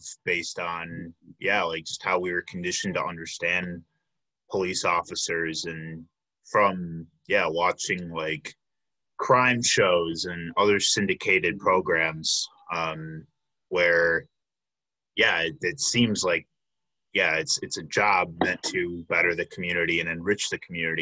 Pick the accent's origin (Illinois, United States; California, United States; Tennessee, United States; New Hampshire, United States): Illinois, United States; Chicago; moved away as an adult; now in Milwaukee, United States; I'm originally from the Chicago area